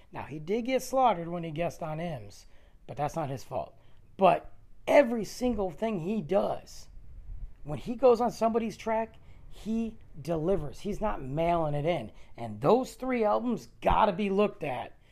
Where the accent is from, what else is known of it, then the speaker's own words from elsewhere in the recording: Detroit, Michigan, United States; I'm from Detroit.